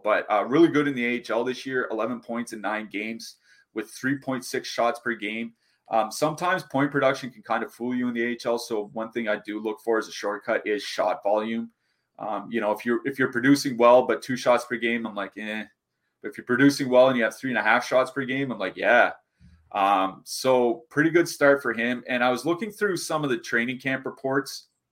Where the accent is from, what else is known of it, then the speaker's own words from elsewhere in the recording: Canada; as a Canadian